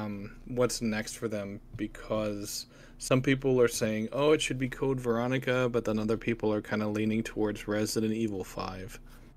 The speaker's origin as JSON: {"language": "English", "region": "Texas", "country": "United States", "tie": "born or raised there", "moved": "yes", "lives_now": "Wisconsin, United States", "said": "I grew up in Texas, but I live in Wisconsin right now."}